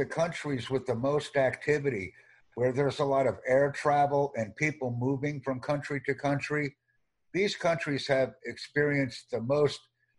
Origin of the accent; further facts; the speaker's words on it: New York City, New York, United States; I'm from the New York City area.